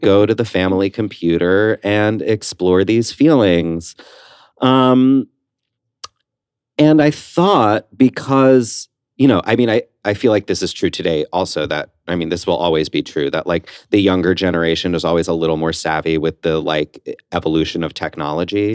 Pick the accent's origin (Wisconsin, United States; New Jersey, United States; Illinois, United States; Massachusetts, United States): New Jersey, United States; West Orange; I grew up in West Orange, New Jersey.